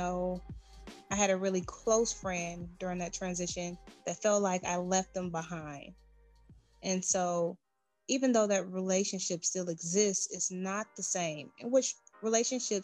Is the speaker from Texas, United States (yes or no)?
no; Detroit, Michigan, United States; now in Georgia, United States; I'm originally from Detroit, Michigan, right? And I reside here in Georgia.